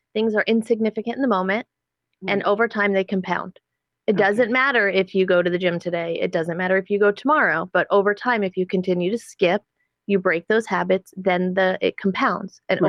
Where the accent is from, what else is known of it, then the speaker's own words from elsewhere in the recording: Middletown, New Jersey, United States; moved away; I grew up in Middletown and then we ended up moving up north and we ended up moving back.